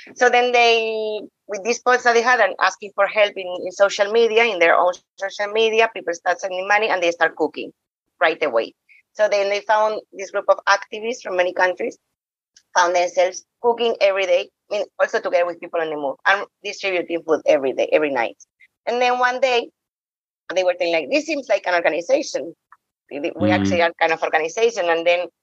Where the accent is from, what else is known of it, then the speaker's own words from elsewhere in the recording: Spain; English is a second language; also born or lived in Bosnia; I'm from Spain